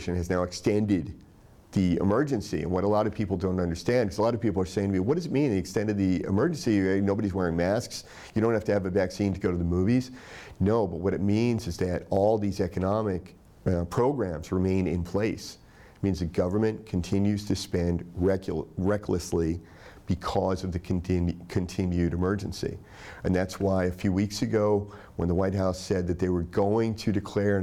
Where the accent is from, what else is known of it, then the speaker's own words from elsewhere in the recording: Tennessee, United States; I grew up in Tennessee